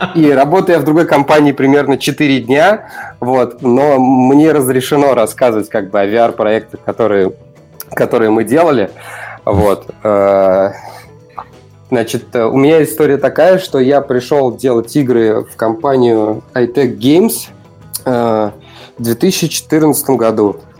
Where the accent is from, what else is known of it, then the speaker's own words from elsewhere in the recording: Ulyanovsk, Ulyanovsk Oblast, Russia; я из Ульяновска